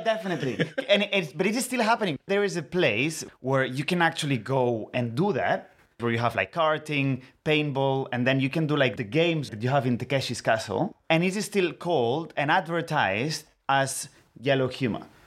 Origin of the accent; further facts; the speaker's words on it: Barcelona, Catalonia, Spain; accent: Spanish; first language Catalan; English is a second language; now in London, United Kingdom; I am from Barcelona, I speak like